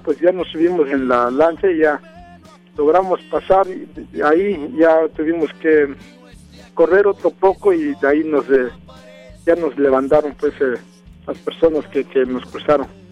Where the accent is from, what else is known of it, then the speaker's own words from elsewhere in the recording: San Andrés Solaga, Oaxaca, Mexico; moved away as an adult; now in Los Angeles, United States; yo soy de un pueblo que se llama San Andrés Solaca, del estado de, Oaxaca